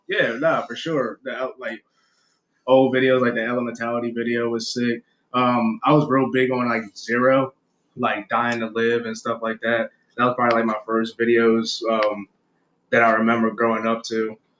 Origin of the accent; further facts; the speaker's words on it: Aberdeen, Maryland, United States; also born or lived in Baltimore; I grew up in Harford County or whatever in Aberdeen. Born out in Aberdeen